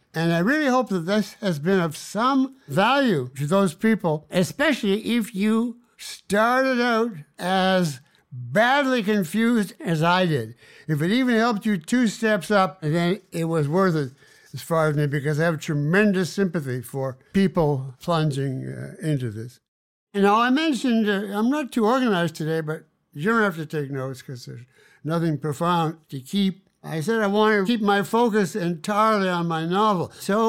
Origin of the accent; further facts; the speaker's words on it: Winnipeg, Manitoba, Canada; I set it in the hometown that I grew up in Canada.